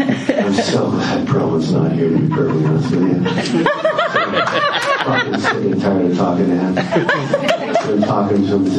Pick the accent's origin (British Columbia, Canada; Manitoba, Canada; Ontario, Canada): Ontario, Canada; Kingston; I'm from Kingston.